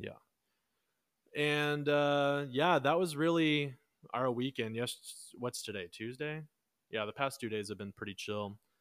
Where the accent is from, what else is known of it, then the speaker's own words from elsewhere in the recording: Texas, United States; we're from Texas